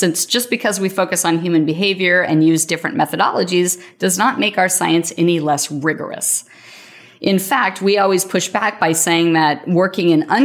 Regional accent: Yakima, Washington, United States; moved away; I'm from Yakima, a small town in eastern Washington state

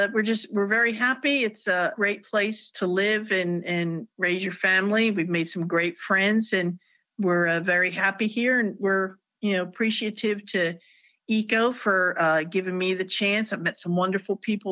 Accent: New Jersey, United States; now in North Carolina, United States; I'm a Jersey girl. I was raised in New Jersey, and I moved to North Carolina in 1993.

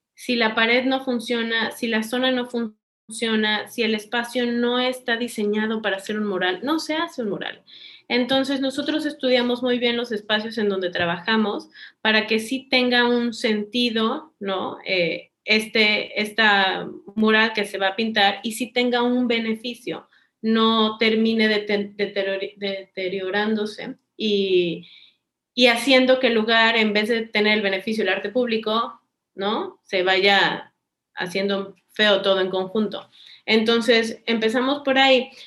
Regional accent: Cancún, Quintana Roo, Mexico; yo crecí en Cancún y tengo toda la vida en Cancún

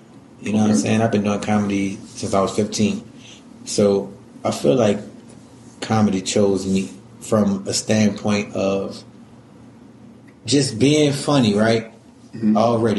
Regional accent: New Orleans, Louisiana, United States; I'm from New Orleans, Louisiana. You know what I'm saying? Uptown.

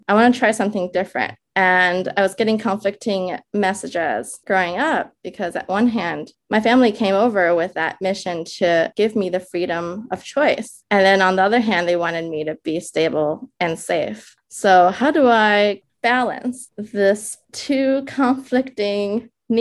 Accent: Minnesota, United States; English is a second language; also born or lived in China; now in New York, United States; In my early days, as I was growing up in Minnesota, of all places, where we landed, I remember being a child living in the Midwest, learning English

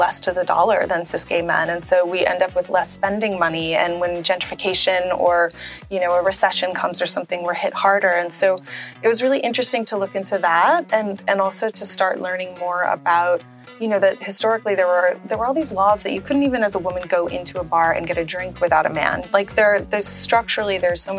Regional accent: New Orleans, Louisiana, United States; I'm from New Orleans in the United States

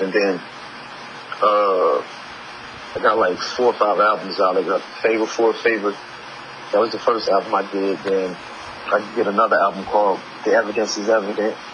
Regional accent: Tuscaloosa, Alabama, United States; also born or lived in Detroit; I came to Tuscaloosa, my hometown.

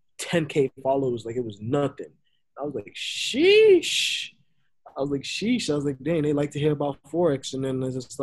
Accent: New York City, New York, United States; moved away; also born or lived in Florida; I was raised in New York. I was born in Florida but raised in Brooklyn

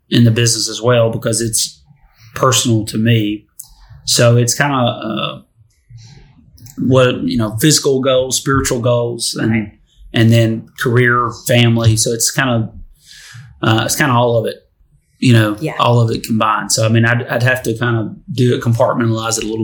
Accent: Detroit, Michigan, United States; now in Tennessee, United States; I'm from Detroit

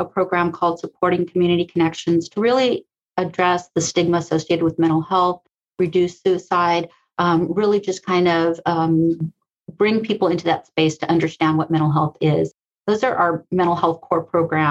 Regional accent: Sacramento, California, United States; also born or lived in South Central, Los Angeles, California; I am from Sacramento.

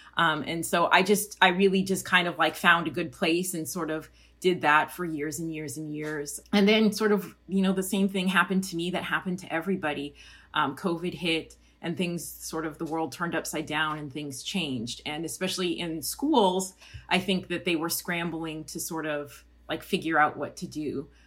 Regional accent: Colorado, United States; I grew up in Colorado, halfway between Denver and Colorado Springs and a little suburb in between those two.

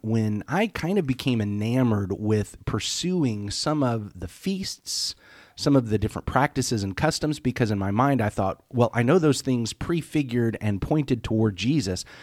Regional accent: United States; as an American Christian

